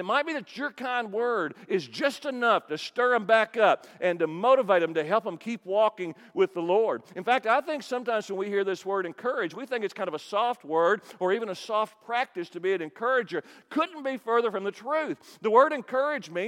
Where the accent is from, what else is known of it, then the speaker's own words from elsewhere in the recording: Kentucky, United States; I'm from Kentucky